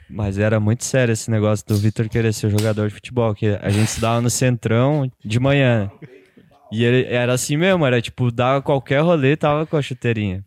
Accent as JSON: {"language": "Portuguese", "town": "Otacílio Costa", "region": "Santa Catarina", "country": "Brazil", "moved": "yes", "said": "eu morava em Otacílio, eu sou de Otacílio"}